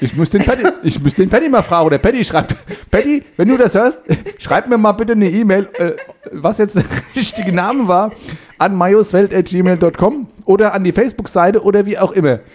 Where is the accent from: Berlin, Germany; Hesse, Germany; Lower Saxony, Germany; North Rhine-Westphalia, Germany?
Hesse, Germany; ich habe mich dann mehr so bei Hessen äh, so, also in die Mitte reingestellt